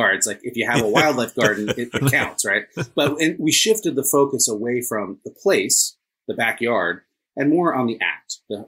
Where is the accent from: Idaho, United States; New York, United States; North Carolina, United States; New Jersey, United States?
New Jersey, United States; moved away as an adult; also born or lived in Washington, D.C.; I grew up here in New Jersey